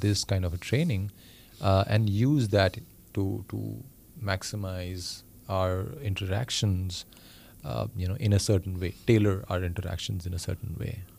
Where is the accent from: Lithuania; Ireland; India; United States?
India; moved away; I come from India